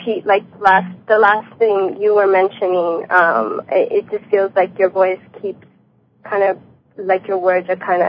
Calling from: Los Angeles, California, United States; I'm calling from Los Angeles.

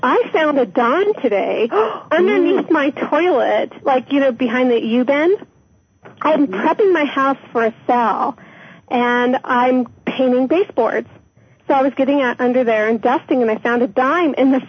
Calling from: Colorado, United States

